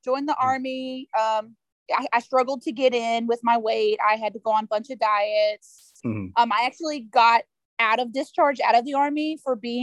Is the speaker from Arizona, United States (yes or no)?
no; Texas, United States; I'm from Texas